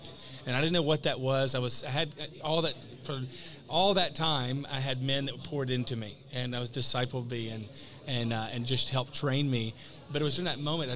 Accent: the South, United States; now in Las Vegas, United States; I grew up in the South

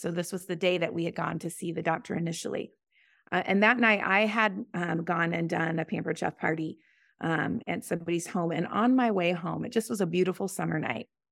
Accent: Boise, Idaho, United States; I was blessed to grow up in a Christian home here in, um, uh, in Boise

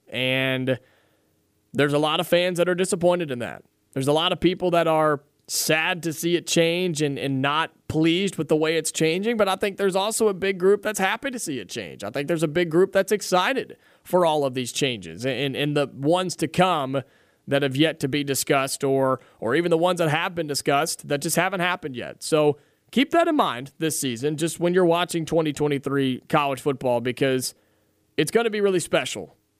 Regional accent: Ohio, United States; moved away; I grew up in Ohio for most of my time. for about nine years almost.

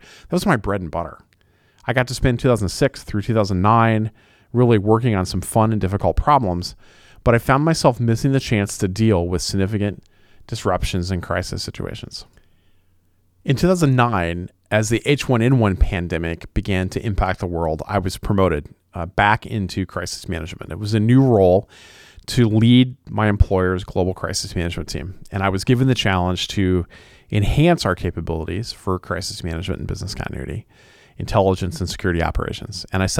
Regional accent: Indiana, United States; I grew up in West Central Indiana, in very rural Indiana, and I started my career there in law enforcement.

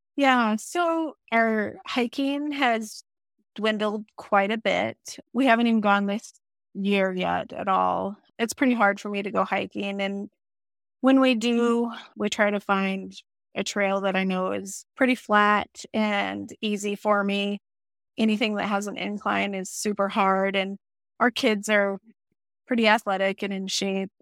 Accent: Wyoming, United States; I live in Wyoming, and I've lived in Wyoming all my life

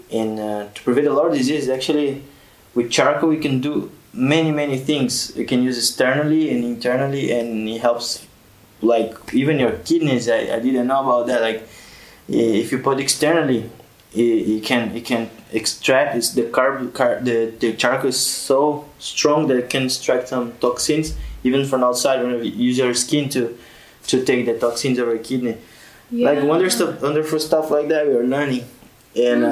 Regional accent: Brazil; now in Tunisia; I'm from Brazil

